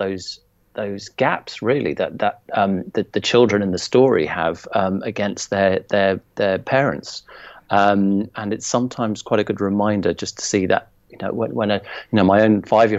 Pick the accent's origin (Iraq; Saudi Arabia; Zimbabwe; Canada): Zimbabwe; moved away; my own childhood of growing up in Zimbabwe and being at school there